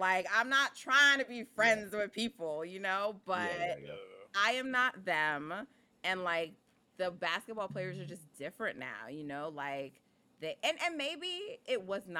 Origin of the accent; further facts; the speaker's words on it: New York, United States; I'm from New York. I'm Jamaican.